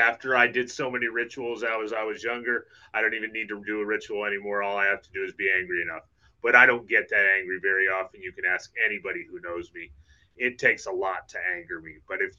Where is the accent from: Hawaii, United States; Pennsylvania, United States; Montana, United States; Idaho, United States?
Idaho, United States; moved away; also born or lived in Texas; I grew up in Idaho.